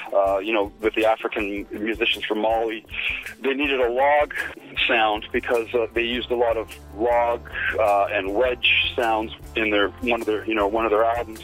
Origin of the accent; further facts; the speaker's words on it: Canada; moved away as an adult; now in Kent, United Kingdom; I live in Kent, um, England now. I'm from Canada, and I came over here I guess the first time in 2003